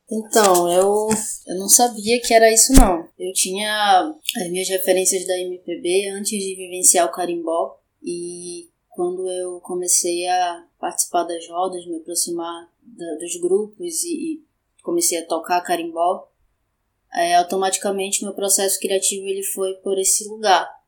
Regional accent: Brazil; Eu sou de Coraci

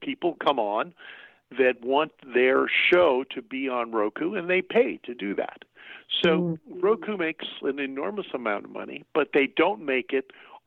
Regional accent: Los Angeles, California, United States; I was raised in Hollywood, California.

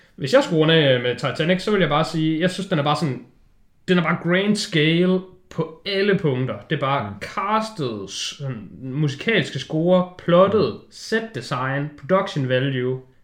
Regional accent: Denmark; vi som danskere

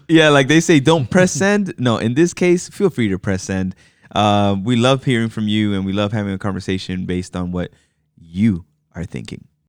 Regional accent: New York City, New York, United States; also born or lived in Manhattan; I was born in Manhattan, but I grew up in the Bronx.

